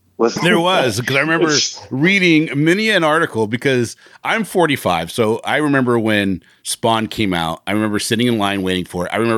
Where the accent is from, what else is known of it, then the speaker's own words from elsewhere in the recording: Bremerton, Washington, United States; I'm from a little town that's west of Seattle called Bremerton